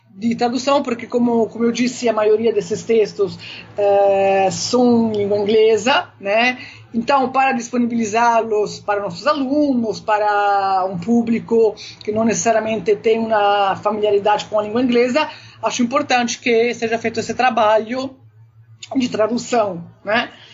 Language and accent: Portuguese; Naples, Campania, Italy; now in Brazil; desde a minha infância, Nápoles, uh, o chamado mezzogiorno da Itália